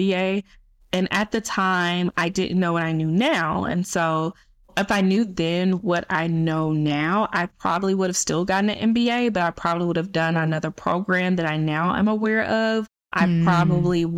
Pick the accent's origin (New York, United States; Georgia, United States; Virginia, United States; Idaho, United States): Georgia, United States; Atlanta; I moved back to Atlanta, my hometown. That's currently where I am now. I still live here.